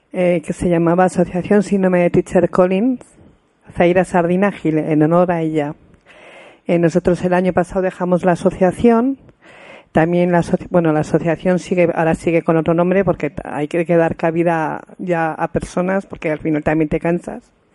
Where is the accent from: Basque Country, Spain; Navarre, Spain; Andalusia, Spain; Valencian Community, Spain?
Navarre, Spain; Pamplona; somos de Pamplona